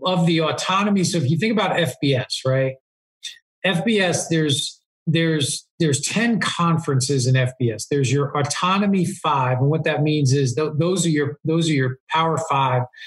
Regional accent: East Coast, United States; now in Southern California, United States; I moved to Southern California, but you know, when I growing up on the East Coast

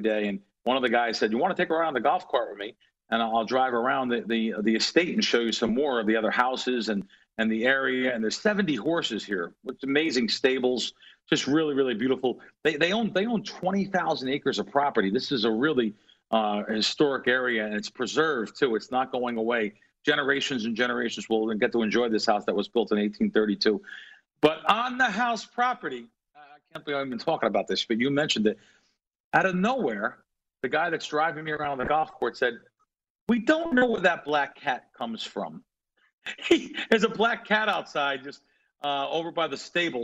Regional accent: East Coast, United States; growing up on the East Coast

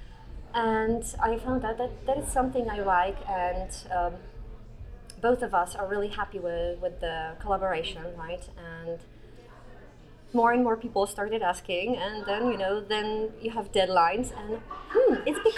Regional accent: Poland; English is a second language; I come from Poland and I live in Toruń

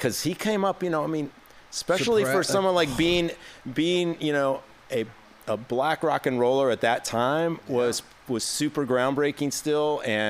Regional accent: Detroit, Michigan, United States; moved away as an adult; also born or lived in New York; now in Los Angeles, United States; I grew up in the Detroit area

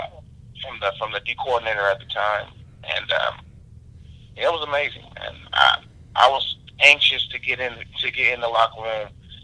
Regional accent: San Francisco, California, United States; I was from San Francisco

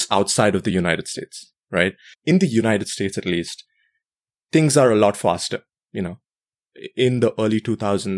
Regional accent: India; growing up in India

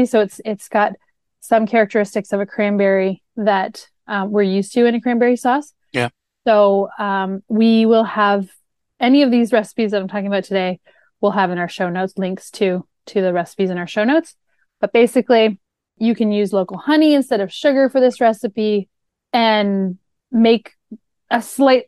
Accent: Canada; moved away as an adult; now in Florida, United States; I'm from Canada. So this was something that I really came to know when I moved to Florida 6 years ago

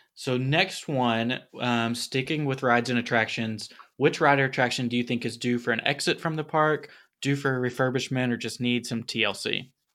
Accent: Tennessee, United States; accent: Tennessee; my Tennessee accent's gonna come out

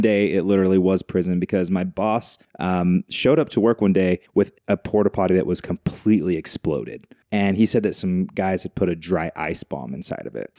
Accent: Logan, Utah, United States; now in Utah Valley, United States; I grew up in Logan, Utah, small town, uh, raised by a single mom

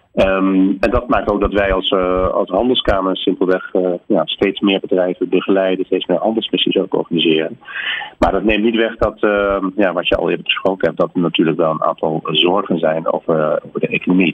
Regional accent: Netherlands

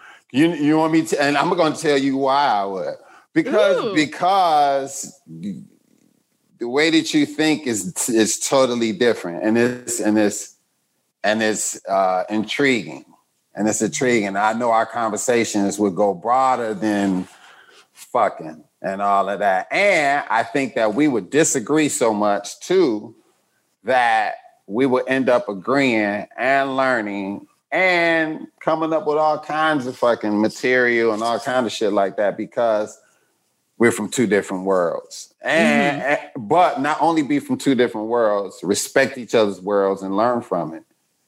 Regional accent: Chicago, Illinois, United States; Chicago, Southside.

